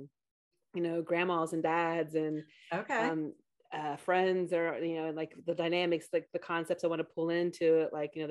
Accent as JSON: {"language": "English", "town": "Beaver", "region": "Ohio", "country": "United States", "tie": "born or raised there", "said": "I grew up in a small village called Beaver, Ohio"}